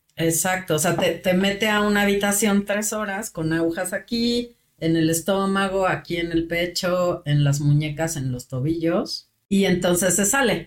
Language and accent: Spanish; Mexico; los mexicanos somos muy dados a eso